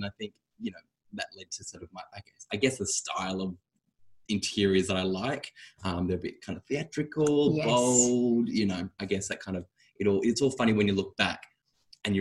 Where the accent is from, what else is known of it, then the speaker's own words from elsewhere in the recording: Sydney, New South Wales, Australia; I grew up on the North Shore in Sydney